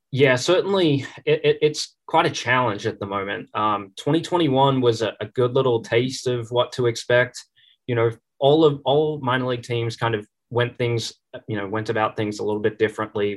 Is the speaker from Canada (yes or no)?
no; Melbourne, Victoria, Australia; moved away as an adult; now in Chattanooga, United States; my hometown team